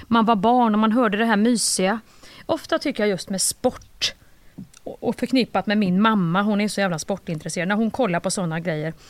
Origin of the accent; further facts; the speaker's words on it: Kristinehamn, Värmland, Sweden; jag är uppvuxen ju i, i Kristinehamn